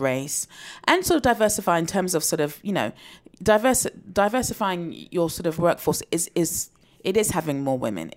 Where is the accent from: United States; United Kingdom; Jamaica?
United Kingdom; I'm a black British woman